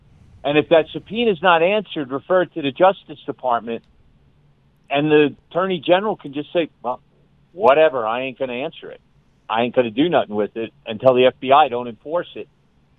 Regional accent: Northeast, United States; moved away; I grew up in the Northeast

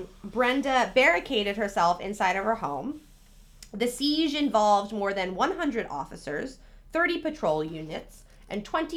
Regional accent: New York City, New York, United States; that's the thing growing up in New York City.

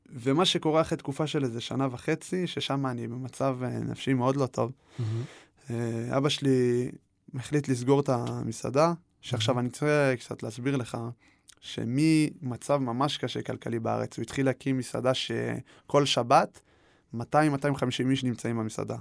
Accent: Israel; born or raised there; also born or lived in Paris, France

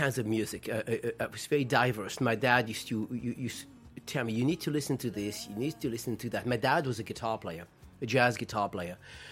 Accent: France; English is a second language; moved away as an adult; also born or lived in Spain; now in United States; I grew up in France and Spain.

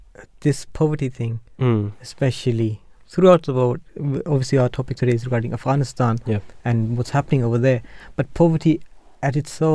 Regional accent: Germany; Like when my parents moved to Germany, because I was born in Germany

